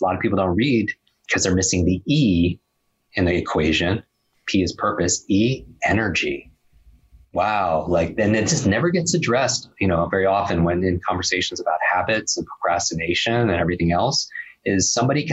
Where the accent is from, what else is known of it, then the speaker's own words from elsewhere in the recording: Northeast, United States; I grew up in the Northeast